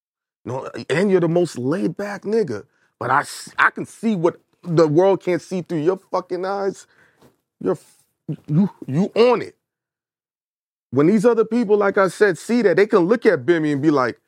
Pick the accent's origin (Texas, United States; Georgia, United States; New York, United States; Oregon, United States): New York, United States; Brooklyn; And I'm from Brooklyn, bro. I'm a New Yorker.